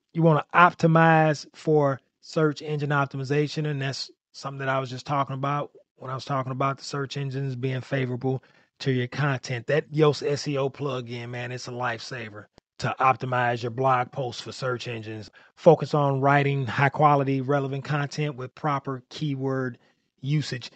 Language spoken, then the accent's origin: English; St. Louis, Missouri, United States; I'm from Saint Louis, Missouri